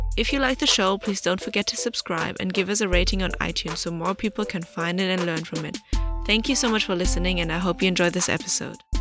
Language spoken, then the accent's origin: English; Germany; moved away as an adult; now in China; I'm born and raised in Germany, and I moved to China in two thousand sixteen